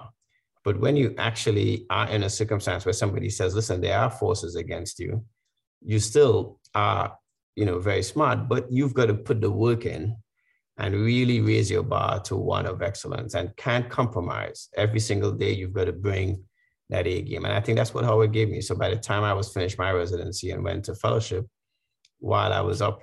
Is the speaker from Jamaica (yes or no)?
no; Trinidad & Tobago; moved away as an adult; also born or lived in Washington, D.C., United States; now in United States; my growing up in Trinidad